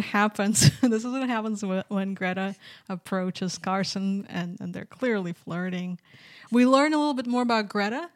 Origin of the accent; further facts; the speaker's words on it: Minsk, Belarus; moved away; I'm from Minsk, Belarus